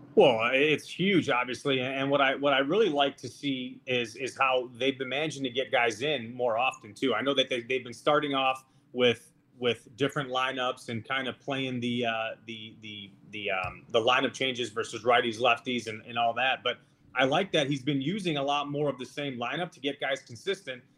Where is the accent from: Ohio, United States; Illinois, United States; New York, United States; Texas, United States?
Illinois, United States; Chicago; I grew up in Chicago. That's where I am yeah. right now